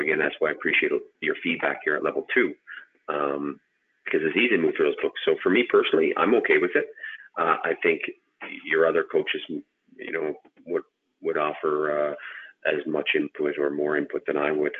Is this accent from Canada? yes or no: yes; Canada; Being Canadian